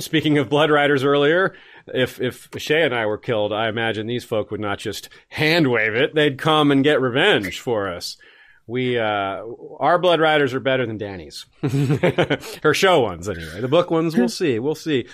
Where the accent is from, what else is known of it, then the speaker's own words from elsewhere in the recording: Tallahassee, Florida, United States; Tallahassee shout out. Always love those. My hometown.